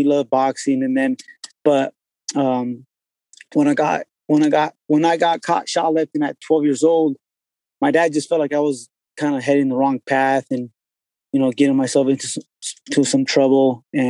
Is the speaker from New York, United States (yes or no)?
no; Yakima, Washington, United States; the part of Yakima where I grew up was, I didn't know, like, it was nice to me growing up because I was used to it.